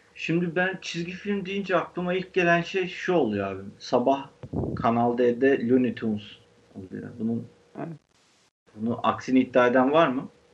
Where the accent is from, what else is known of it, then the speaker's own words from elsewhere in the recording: Istanbul, Turkey; Başakşehir öyle bir yer yani. Biz böyle bir yerde büyüdük